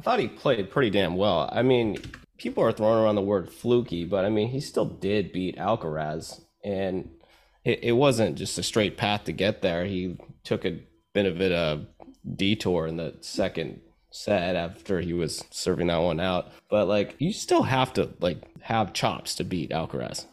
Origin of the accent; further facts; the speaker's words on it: United States; I'm from America